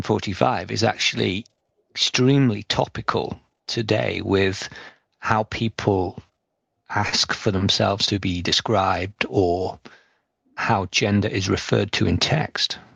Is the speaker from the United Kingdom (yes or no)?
yes; England, United Kingdom; now in North America; as a English person living in North America